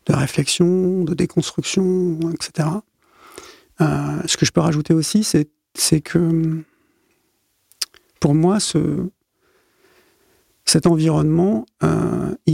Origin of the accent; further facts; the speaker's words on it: Côte d’Ivoire; also born or lived in Gabon / Cameroon / Zaire; Alors moi, je suis un... Je suis un enfant de la France-Afrique. Je suis né, j'ai grandi euh, en Afrique euh, subsaharienne euh, au début des années 70. voilà, j'étais en Côte d'Ivoire, au Gabon, au Cameroun. je suis passé aux Zaïre aussi.